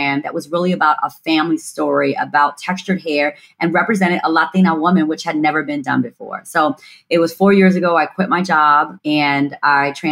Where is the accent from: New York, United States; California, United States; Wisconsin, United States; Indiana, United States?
Indiana, United States; Gary; born and raised in Gary, Indiana